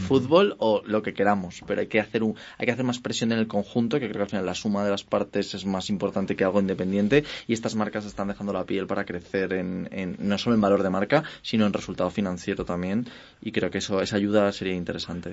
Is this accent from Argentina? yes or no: no; Spain; nosotros en España